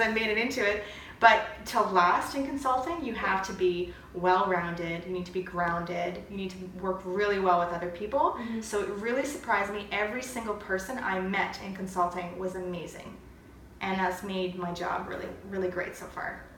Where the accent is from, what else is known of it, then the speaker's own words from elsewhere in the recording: St. Catharines, Ontario, Canada; moved away as an adult; now in Ottawa, Canada; I'm from St. Catharines, a smaller city, and I moved here to go to university